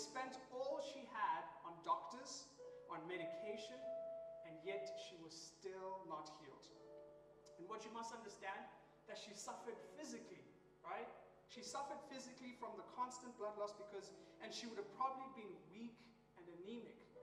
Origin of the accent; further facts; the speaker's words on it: Nairobi, Kenya; I'm from Nairobi, Kenya